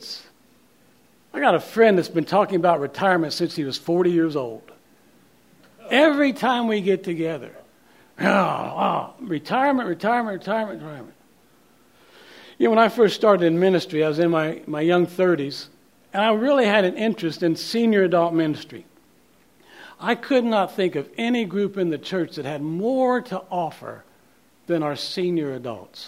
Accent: Oklahoma City, Oklahoma, United States; moved away as an adult; also born or lived in Kansas City, Missouri; We grew up in Oklahoma City, but we left in 1990 to go to seminary in Kansas City, Missouri

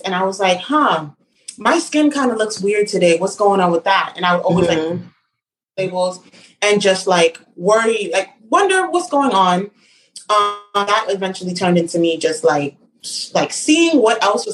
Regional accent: New York City, New York, United States; I'm born and raised in Brooklyn, specifically in Flatbush.

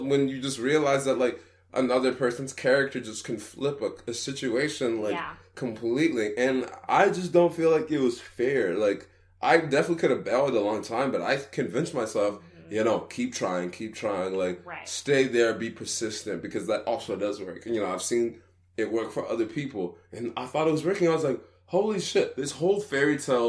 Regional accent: Texas, United States; She grew up in California. We grew up in Texas.

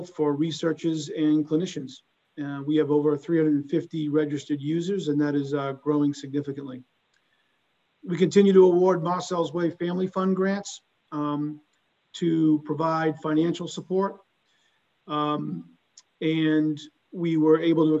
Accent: Boston, Massachusetts, United States; accent: thick Boston; a Boston area native

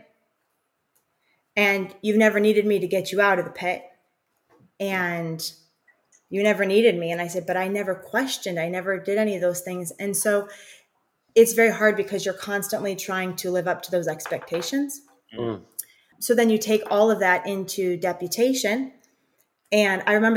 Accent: Chicago, Illinois, United States; We're from Chicago

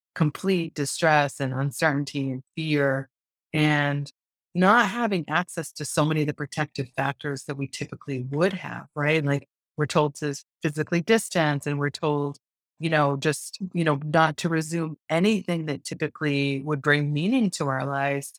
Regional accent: Lakeville, Massachusetts, United States; I grew up in a town called Lakeville. and. Meth in southeastern Massachusetts in the United States. It's south of Boston

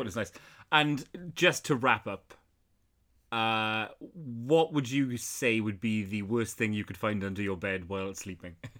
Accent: South Wales, United Kingdom; where I grew up in South Wales, we had, like, fields behind the house where people would keep horses

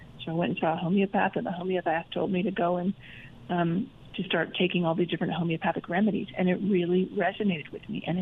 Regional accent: Idaho, United States; moved away as an adult; also born or lived in London; I grew up mostly in Idaho

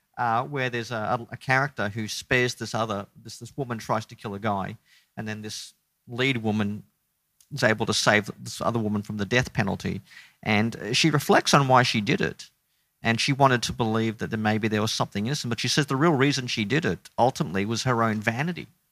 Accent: Brisbane, Queensland, Australia; I grew up in Brisbane in a, uh, non-Christian home

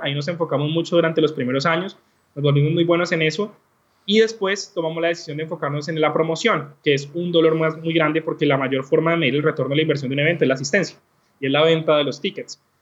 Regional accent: Cali, Valle del Cauca, Colombia; soy un caleño colombiano

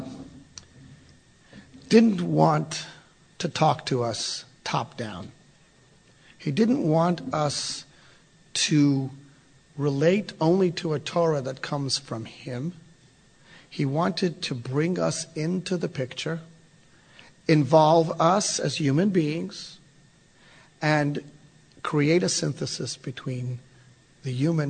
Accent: Texas, United States; I'm from Texas

